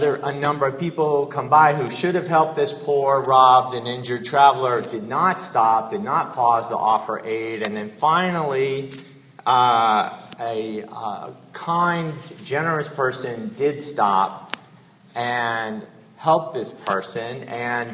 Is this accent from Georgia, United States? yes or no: yes; Georgia, United States; moved away; I was born in Georgia and grew up a Southern Baptist